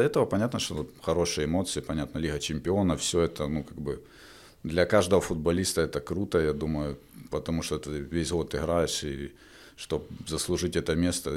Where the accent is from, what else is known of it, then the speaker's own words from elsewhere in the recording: Donetsk, Donetsk Oblast, Ukraine; moved away as an adult; also born or lived in Belarus; в родном городе